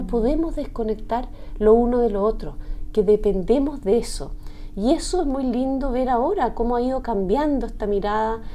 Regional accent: Chile; como chilena de estos tiempos

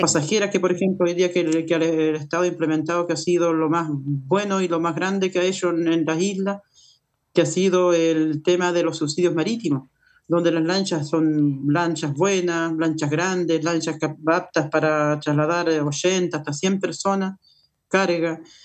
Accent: Calbuco, Los Lagos, Chile; pertenezco a una federación eh, que, somos de Calbuco y un sindicato de pescadores que somos de la isla

